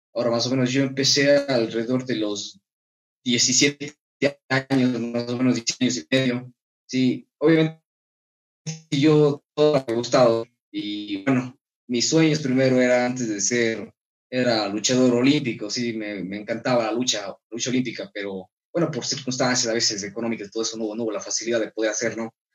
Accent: Ecuador; como compatriota y como ecuatoriano

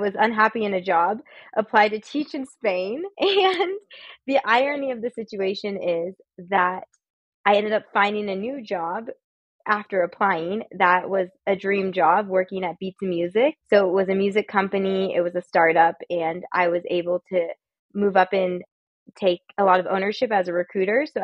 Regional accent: California, United States; moved away as an adult; also born or lived in Santa Barbara / San Francisco; I grew up in California, and that was basically where I lived until I ventured abroad

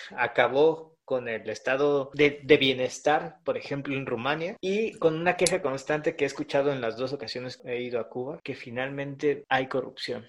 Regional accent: Coapa, Mexico City, Mexico; mi nación, de Cuapa

